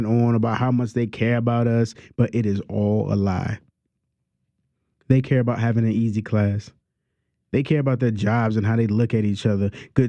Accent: New Orleans, Louisiana, United States; also born or lived in Lower Ninth Ward; I'm from New Orleans. My parents is from New Orleans, and they parents were from New Orleans. And we ain't got a lot of money, but baby, we proud of being from here. I grew up in the Lower Ninth Ward.

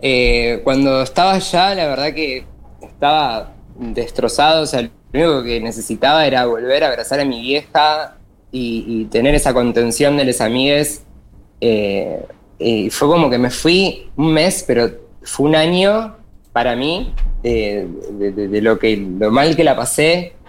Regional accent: Buenos Aires Province, Argentina; soy acá el conurbano Zona

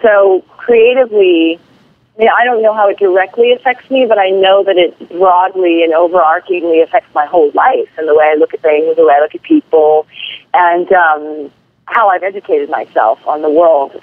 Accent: Hawaii, United States; I was born and raised in Hawaii

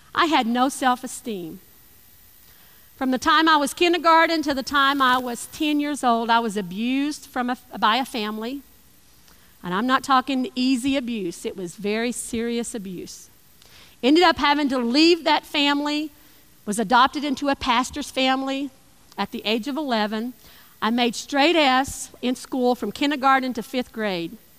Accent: East Tennessee, United States; I lived in East Tennessee.

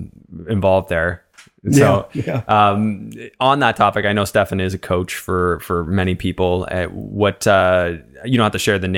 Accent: Canada; now in United States; So not to minimize our conversation about working as a Canadian in the States, because I think that that's important

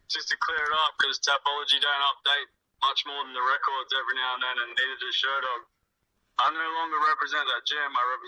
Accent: Australia; born or raised there

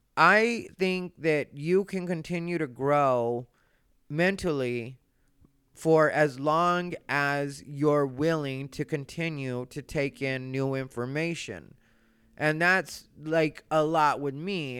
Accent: Arizona, United States; I grew up in Arizona, which is or was a racist place

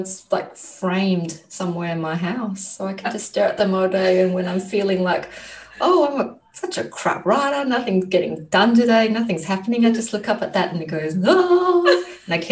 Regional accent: Christmas Island; now in Australia; I come from Christmas Island, and that's where I grew up.

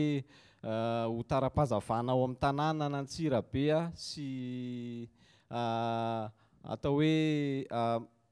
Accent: Madagascar; English is a second language; now in Antananarivo, Madagascar; I'm from Madagascar

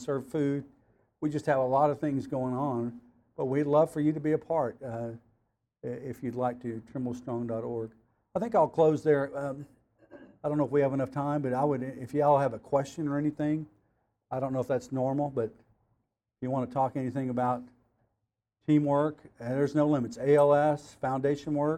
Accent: Cleveland, Oklahoma, United States; I was raised in Cleveland, Oklahoma, in the oil field

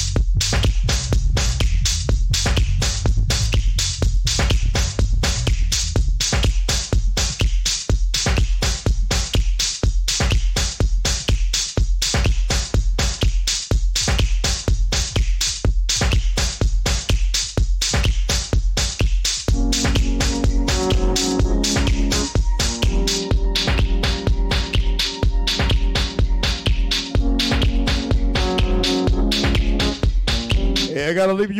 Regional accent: New York City, New York, United States; My hometown, New York City

